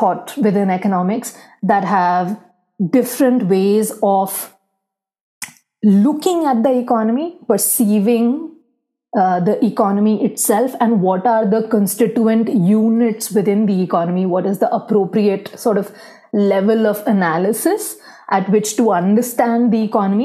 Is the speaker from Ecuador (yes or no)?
no; India; growing up in India, you see around you a lot of poverty, inequality